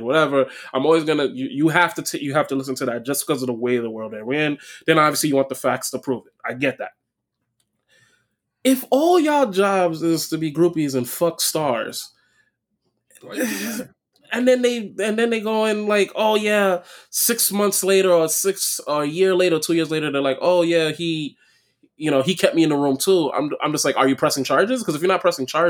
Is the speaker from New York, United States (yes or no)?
yes; New York, United States; I was born in Brooklyn.